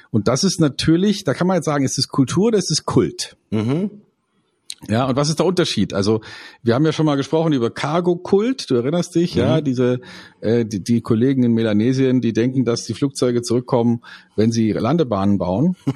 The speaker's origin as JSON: {"language": "German", "town": "Munich", "region": "Bavaria", "country": "Germany", "said": "Ähm, wir in einer Stadt wie München, na, das wird schon schwierig, ja, ja, ich bin auch Münchner, ja, ich bin auch Münchner, aber das ist kein Wir-Gefühl mehr, das sind dann die Giesinger und die Schwabinger"}